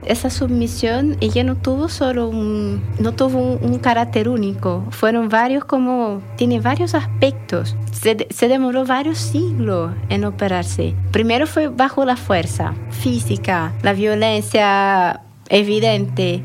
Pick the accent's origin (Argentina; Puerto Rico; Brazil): Brazil; moved away; mi infancia en Brasil